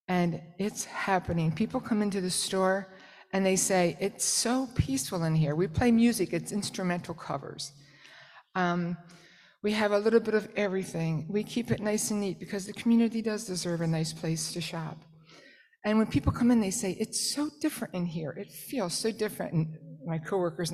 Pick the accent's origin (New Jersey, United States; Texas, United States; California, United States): New Jersey, United States; I'm from South Jersey